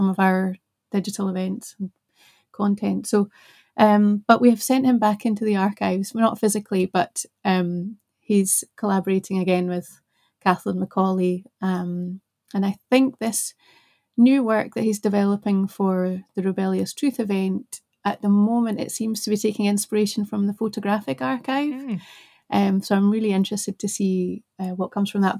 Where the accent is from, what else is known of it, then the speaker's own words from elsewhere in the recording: the Scottish Borders, Scotland, United Kingdom; also born or lived in Glasgow; I grew up in the borders, but I wasn't born there. I was born in Glasgow.